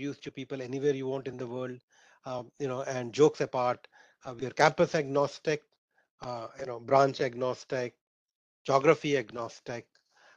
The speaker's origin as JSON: {"language": "English", "town": "Sindri", "region": "Jharkhand", "country": "India", "tie": "born or raised there", "said": "I grew up in Sindri, which is 26 kilometers from Dhanbad."}